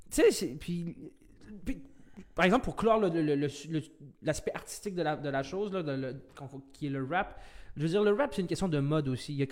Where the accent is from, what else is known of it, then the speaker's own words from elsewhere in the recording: Quebec, Canada; que tous les Québécois se puissent se dire, moi, je suis Québécois, puis être, Québécois, moi, de ma façon, c'est ça.